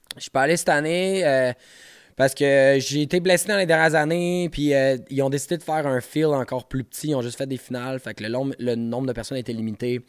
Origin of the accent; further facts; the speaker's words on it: Montreal, Quebec, Canada; je viens de Montréal